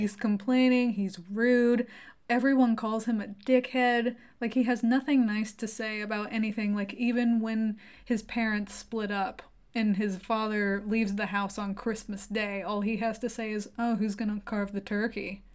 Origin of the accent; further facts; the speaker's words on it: United States; we're American